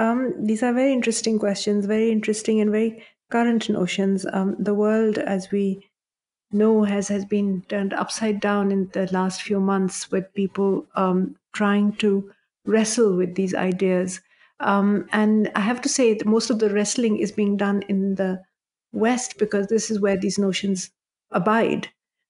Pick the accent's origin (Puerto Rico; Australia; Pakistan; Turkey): Pakistan; English is a second language; now in United States; certainly for myself, growing up in Pakistan, I was just, some people might even have taught me quite fear, as they say in Pakistan. But it was only when I came here